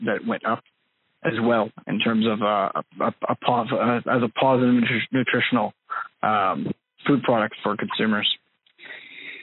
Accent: Red River Valley, Manitoba, Canada; I'm originally from the Red River Valley in Manitoba

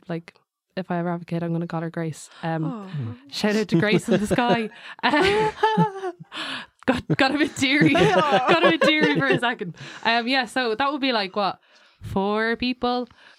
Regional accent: London, United Kingdom; born there; Cause like I was born in London in Wood Green.

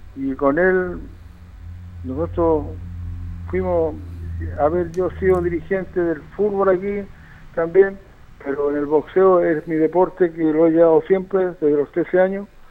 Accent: Rancagua, O'Higgins, Chile; now in San Fernando, Chile; yo soy nacido en Rancagua, pero por esas cosas de la vida, las mujeres me dejaron allí en San Fernando

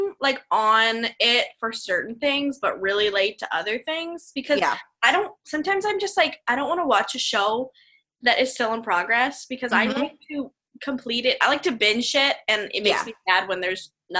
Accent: Columbia, Missouri, United States; Columbia, Missouri.

